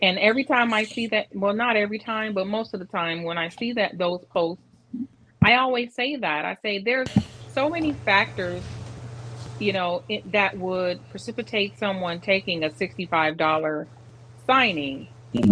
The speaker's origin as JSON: {"language": "English", "town": "Detroit", "region": "Michigan", "country": "United States", "also_born_or_lived": "Arizona / Georgia / St. Petersburg, Florida / Lakeland, Florida", "moved": "yes", "lives_now": "Tampa, United States", "said": "I'm originally from Detroit"}